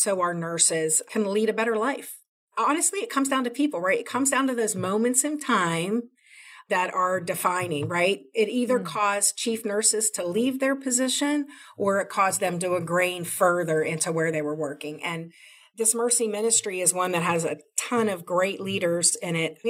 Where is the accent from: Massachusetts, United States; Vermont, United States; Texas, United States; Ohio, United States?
Ohio, United States; Columbus; moved away; I'm from Columbus, Ohio, originally